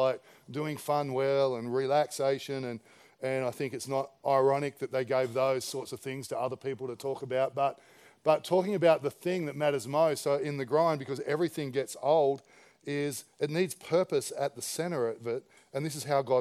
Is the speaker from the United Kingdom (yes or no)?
no; Campbelltown, New South Wales, Australia; I was a kid from Campbelltown who worked at Dairy Farmers.